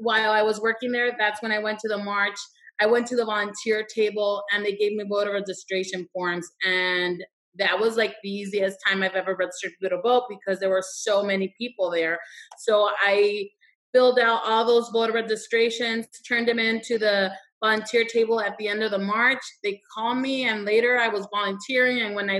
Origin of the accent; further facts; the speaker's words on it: Douglas, Arizona, United States; moved away; also born or lived in Agua Prieta, Mexico; I am originally from Southern Arizona, from Douglas and Agua Prieta. That's the border. And immigration was very normal in my hometown